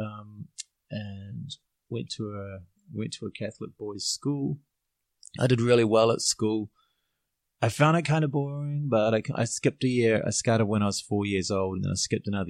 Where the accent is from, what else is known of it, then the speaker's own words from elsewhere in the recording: Auckland, New Zealand; now in Chiang Mai, Thailand; I grew up in Auckland